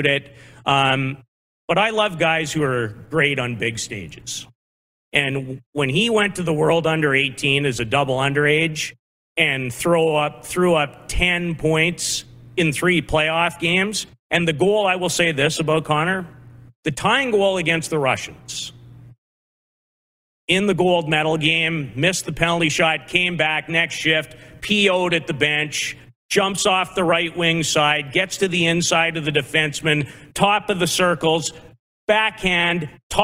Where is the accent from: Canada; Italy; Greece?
Canada; Saskatoon, Saskatchewan; now in Calgary, Canada; I grew up in Saskatoon